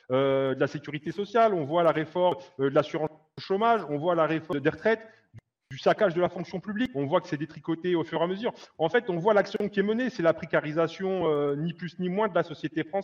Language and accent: French; France; le sentiment d'une frange importante euh, de la classe ouvrière, on est français, s'aperçoivent qu'on galère en fait tous les jours